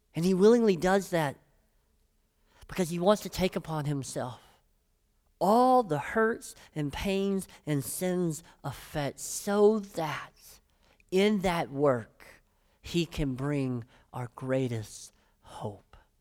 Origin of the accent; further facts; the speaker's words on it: Brighton, Tennessee, United States; I'm from Brighton, Tennessee